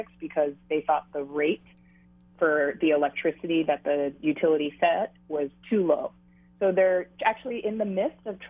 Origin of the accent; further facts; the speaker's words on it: Honolulu, Hawaii, United States; I grew up in Hawaii, born and raised, single mom who raised three kids, worked multiple jobs on minimum wage, and the four of us share in a one-bedroom apartment in Makiki